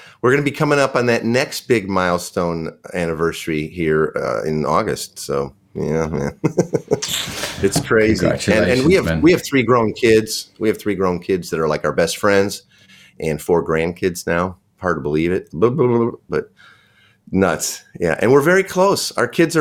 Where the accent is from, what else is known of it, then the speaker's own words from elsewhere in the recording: Chicago, Illinois, United States; moved away as an adult; also born or lived in Tacoma, Washington; now in Seattle metro area, United States; I'm originally from Chicago, but about 20 years ago, we moved out here